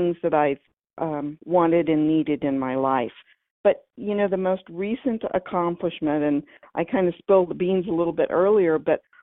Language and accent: English; California, United States; moved away as an adult; now in Cincinnati, United States; I was born and raised in California